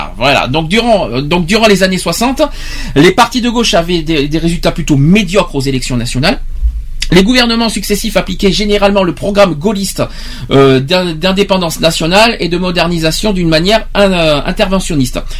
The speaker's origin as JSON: {"language": "French", "region": "Nouvelle-Aquitaine", "country": "France", "said": "chez nous en Aquitaine"}